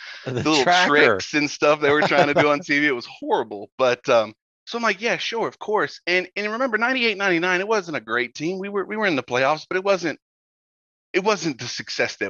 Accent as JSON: {"language": "English", "region": "North Carolina", "country": "United States", "said": "I'm originally from North Carolina, but my family is all from upstate New York"}